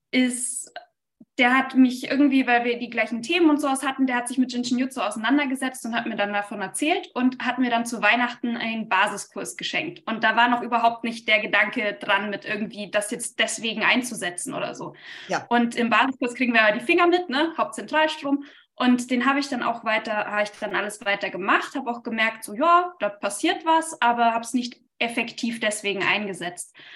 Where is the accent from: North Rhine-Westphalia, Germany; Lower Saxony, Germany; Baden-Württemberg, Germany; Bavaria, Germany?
Bavaria, Germany; also born or lived in Hamburg; also ich komme ursprünglich aus dem Allgäu